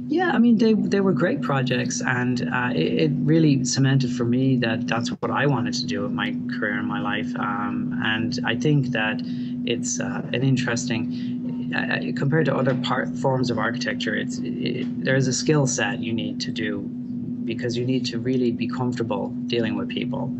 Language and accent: English; Dublin, Leinster, Ireland; moved away; where I grew up in Dublin